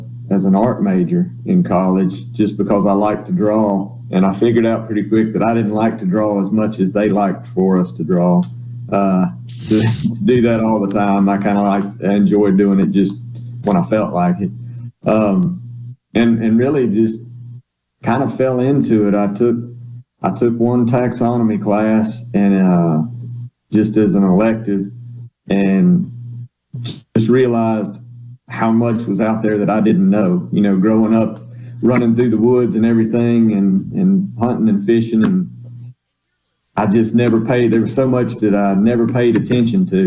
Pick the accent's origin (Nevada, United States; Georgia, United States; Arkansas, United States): Arkansas, United States; southeastern; now in Mississippi, United States; I grew up in Arkansas